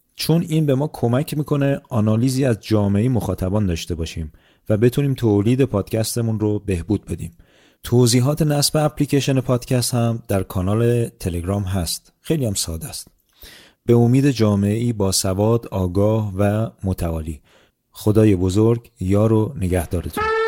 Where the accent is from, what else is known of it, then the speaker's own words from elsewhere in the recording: Iran; moved away; من به عنوان یک ایرانی